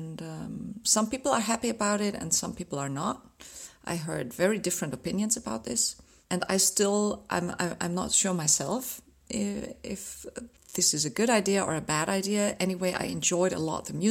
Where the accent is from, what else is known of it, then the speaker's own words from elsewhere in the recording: Ruhr area, North Rhine-Westphalia, Germany; now in Dresden, Germany; I was born in the Ruhrgebiet in Nordrhein-Westfalen in Germany